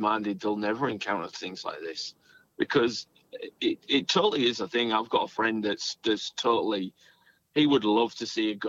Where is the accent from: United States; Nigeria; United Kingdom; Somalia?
United Kingdom; England; now in Australia; where I grew up in England, the house was built in 1798